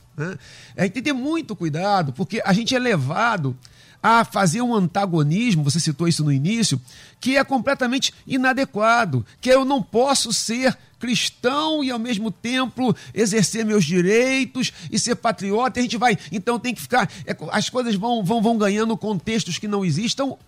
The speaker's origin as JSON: {"language": "Portuguese", "country": "Brazil", "said": "nós temos as nossas características que, que, que nos definem como brasileiros"}